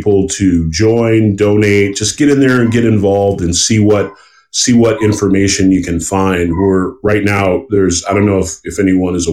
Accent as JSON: {"language": "English", "region": "the South", "country": "United States", "tie": "born or raised there", "said": "I grew up in the South"}